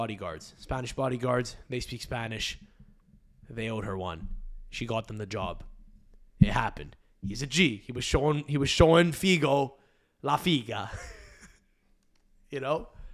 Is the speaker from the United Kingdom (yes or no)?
yes; England, United Kingdom; I don't know where I'm from in England. I'm English.